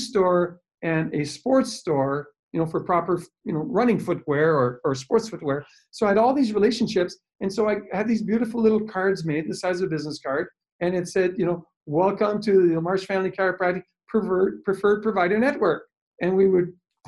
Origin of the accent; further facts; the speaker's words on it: Timmins, Ontario, Canada; also born or lived in Hearst, Ontario / Toronto, Ontario; moved back to my hometown in Timmins